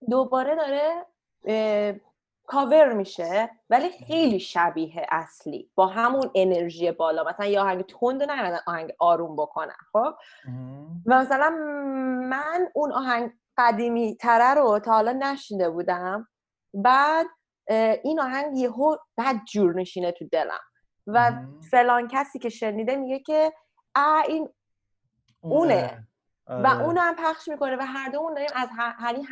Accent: Iran; moved away; متاسفانه من ایرانی هستم

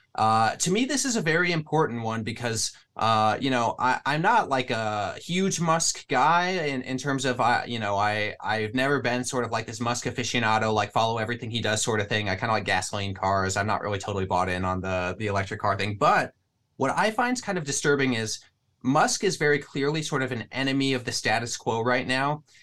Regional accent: Midwest, United States; I'm from the Midwest.

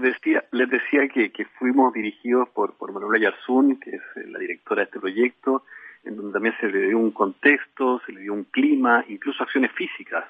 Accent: Chile; un embajador de UNICEF en Chile

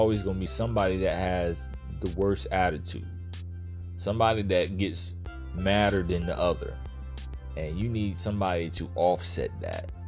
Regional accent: Virginia, United States; now in Florida, United States; I'm from Virginia. I live in Florida now

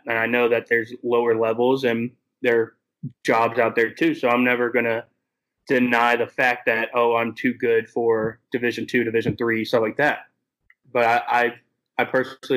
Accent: Louisville, Kentucky, United States; moved away as an adult; now in Bowling Green, United States; born and raised in Louisville.

